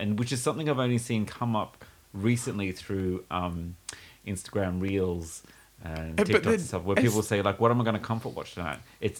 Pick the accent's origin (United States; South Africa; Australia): Australia; though I'm Australian, I mean, I get all the references and stuff like